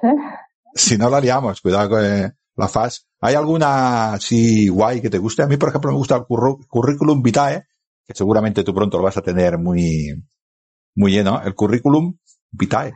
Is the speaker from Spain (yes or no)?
yes; Spain; Yo ahora estoy en mi pueblo, que es en el sur del Ebro, y estoy viendo el Mediterráneo.